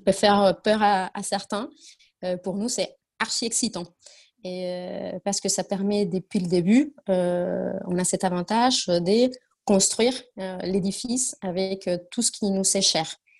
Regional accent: Argentina; French is a second language; moved away as an adult; now in France; je suis argentine. Euh, je, suis en, France euh, depuis déjà une bonne dizaine d'années, mais je viens de, très loin

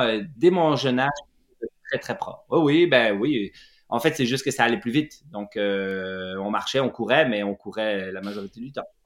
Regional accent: Lac Saint-Jean, Quebec, Canada; also born or lived in Jura, Switzerland; étant suisse d'origine, ayant grandi au lac Saint-Jean

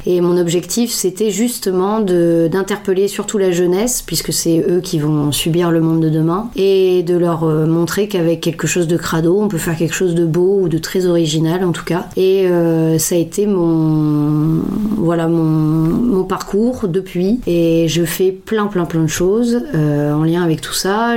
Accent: Lille, Hauts-de-France, France; moved away; Je suis originaire de Lille, quitté la région depuis quelques temps et je suis revenue dernièrement à Lille

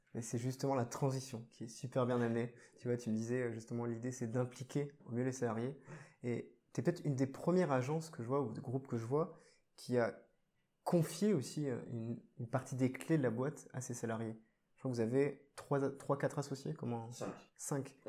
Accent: Bordeaux, Nouvelle-Aquitaine, France; je suis bordelais

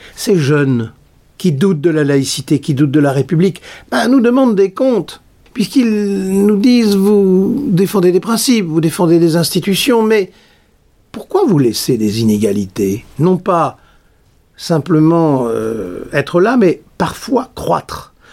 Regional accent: Nord, Hauts-de-France, France; je suis du Nord

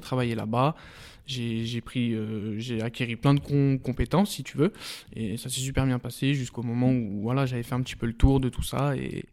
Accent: Saint-Genis-Laval, Auvergne-Rhône-Alpes, France; also born or lived in Pierre-Bénite; 100%, 100% Saint-Genois, donc voilà, j'ai passé toute, toute ma vie là-bas et encore aujourd'hui, j'y suis encore

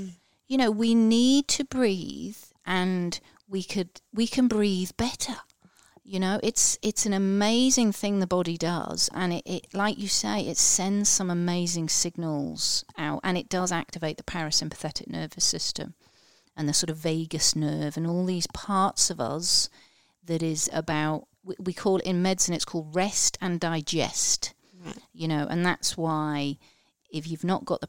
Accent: Liverpool, North West England, United Kingdom; I'm a Scouser originally, so he's from Liverpool in England

